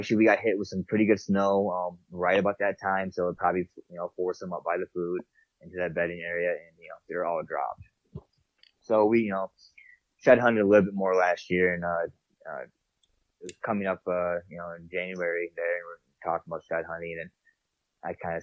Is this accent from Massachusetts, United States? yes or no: no; New York, United States; moved away as an adult; now in Montana, United States; I'm from New York